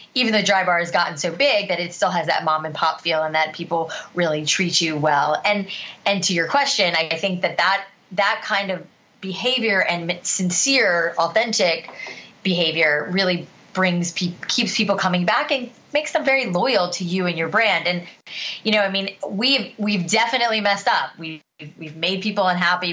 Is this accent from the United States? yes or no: yes; South Florida, United States; I grew up in South Florida